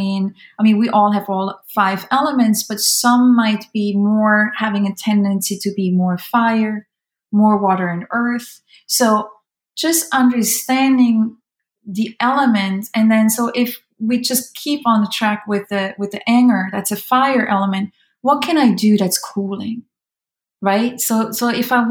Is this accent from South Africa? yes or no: no; Switzerland; moved away as an adult; I'm Swiss German, right? I'm from Switzerland